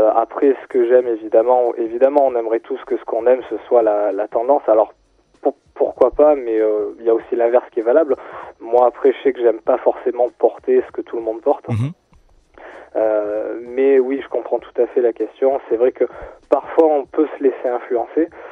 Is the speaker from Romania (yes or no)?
no; Marseille, Provence-Alpes-Côte d'Azur, France; moved away; also born or lived in Grenoble; moi je suis né à Marseille, j'ai grandi à Marseille